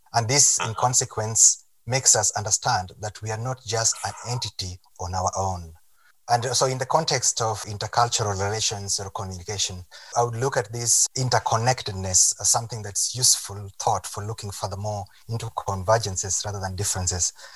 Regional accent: Kenya; I'm Kenyan. I'm from Kenya

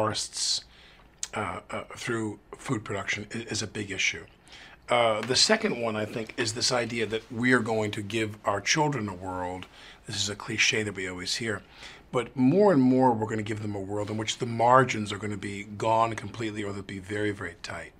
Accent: New York, United States; I grew up in New York where you turned on, I still drink New York City tap water

